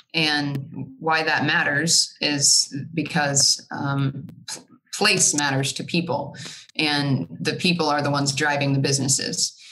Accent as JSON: {"language": "English", "town": "Evansville", "region": "Indiana", "country": "United States", "tie": "born or raised there", "also_born_or_lived": "Charlotte, North Carolina", "said": "I grew up in Evansville"}